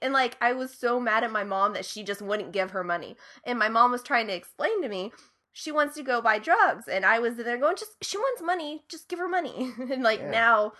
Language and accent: English; Ohio, United States; And I would just be like doling out whatever I had because I'm like, oh my God, they're from Ohio too.